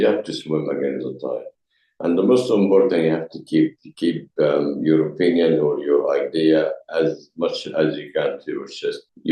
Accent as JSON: {"language": "English", "country": "Egypt", "second_language": "English", "moved": "as an adult", "lives_now": "England, United Kingdom", "said": "I come from Egypt."}